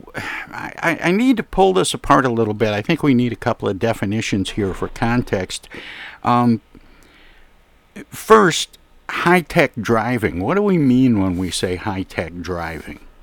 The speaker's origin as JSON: {"language": "English", "town": "Flint", "region": "Michigan", "country": "United States", "tie": "born or raised there", "also_born_or_lived": "Detroit, Michigan", "said": "being from Flint, Michigan, and yeah. and uh, growing up in Flint and around Detroit"}